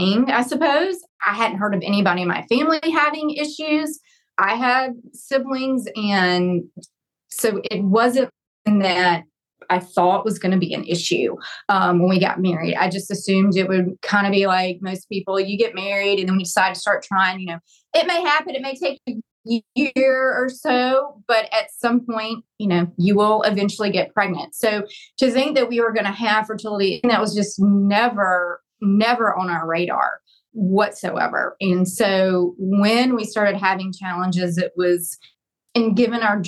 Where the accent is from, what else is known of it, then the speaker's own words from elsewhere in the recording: North Carolina, United States; moved away as an adult; also born or lived in Alabama; I'm originally from North Carolina, but moved to Alabama and went to law school